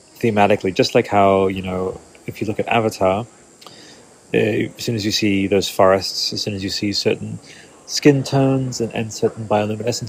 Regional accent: Australia; growing up in Australia as a dinosaur kid

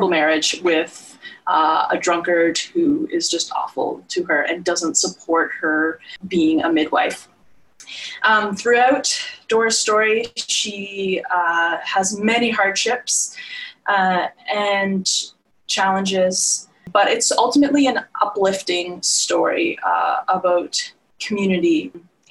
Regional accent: Nova Scotia, Canada; I am from Nova Scotia

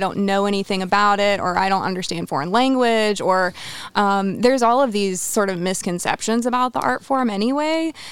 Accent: Roanoke, Virginia, United States; I'm from Roanoke, Virginia

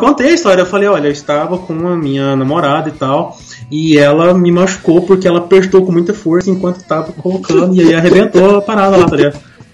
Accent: Goiânia, Goiás, Brazil; moved away; A gente cresceu junto lá em Goiânia

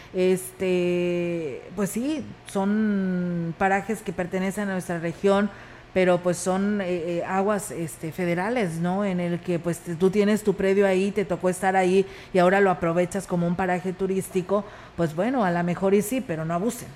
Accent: Ciudad Valles, San Luis Potosí, Mexico; quienes somos parte de Ciudad Valles

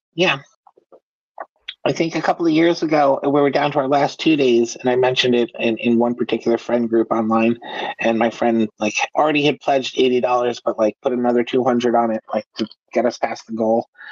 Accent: United States; I am an American uh, writer

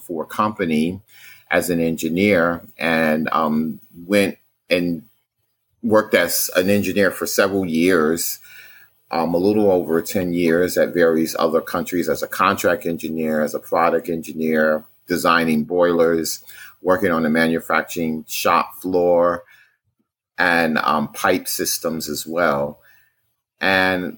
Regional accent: New York City, New York, United States; I grew up in Brooklyn, New York, which is basically a part of the city of New York City

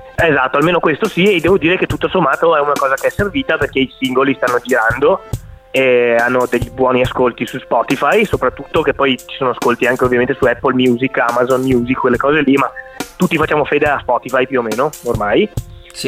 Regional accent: Vicenza, Veneto, Italy; also born or lived in Venice / Milan; sono di Vicenza, nato e cresciuto a Vicenza

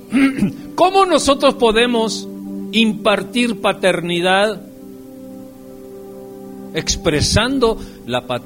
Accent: Michoacán, Mexico; Yo soy de Michoacán, desde aquí, … es de Michoacán.

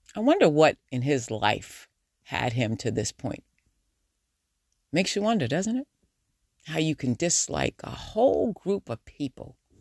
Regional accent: New York, United States; accent: New Yorker; Do I really have a New Yorker attitude? they say I do. My New Yorker accent

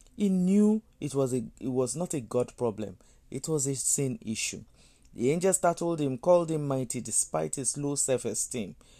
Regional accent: Nigeria; I'm a Nigerian. And if I think about my country, Nigeria

